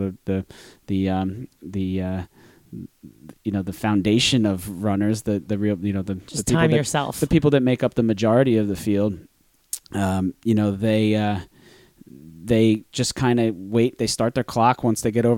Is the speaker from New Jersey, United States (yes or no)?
yes; New Jersey, United States; I'm from New Jersey